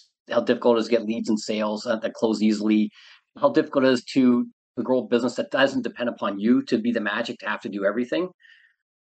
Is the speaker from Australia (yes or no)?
no; Canada; moved away as an adult; now in Southern California, United States; I am originally from Canada, but I live in Southern California.